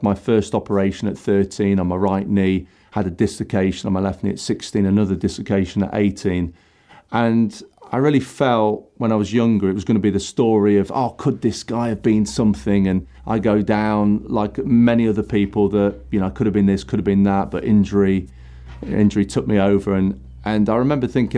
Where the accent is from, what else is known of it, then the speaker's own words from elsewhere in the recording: Nottingham, East Midlands, United Kingdom; I grew up in Nottingham